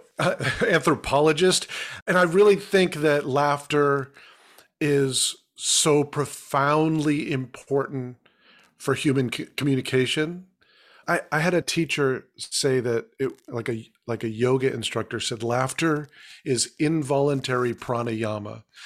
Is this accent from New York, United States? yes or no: no; Massachusetts, United States; born there; Yeah, I was born in Massachusetts, yeah.